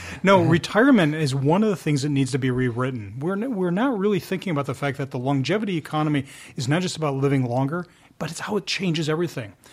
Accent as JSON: {"language": "English", "area": "outside of Philadelphia", "region": "Pennsylvania", "country": "United States", "tie": "born or raised there", "said": "I grew up outside of Philadelphia."}